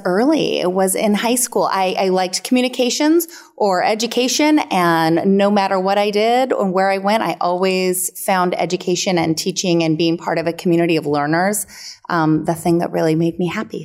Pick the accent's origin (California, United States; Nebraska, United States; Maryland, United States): California, United States; El Dorado County, near Lake Tahoe; I grew up near Lake Tahoe in El Dorado County.